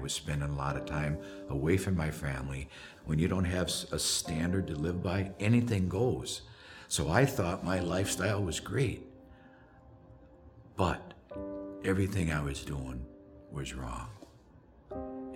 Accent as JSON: {"language": "English", "town": "White Bear Lake", "region": "Minnesota", "country": "United States", "tie": "born or raised there", "said": "I grew up in White Bear Lake in the 50s"}